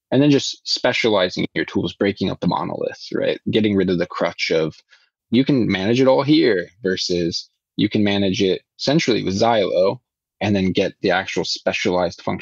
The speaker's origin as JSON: {"language": "English", "region": "Iowa", "country": "United States", "tie": "born or raised there", "lives_now": "Sweden", "said": "growing up, I really liked growing up in Iowa."}